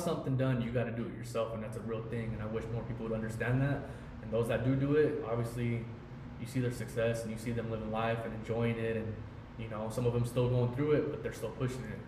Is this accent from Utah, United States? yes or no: yes; Ogden, Utah, United States; I grew up in Ogden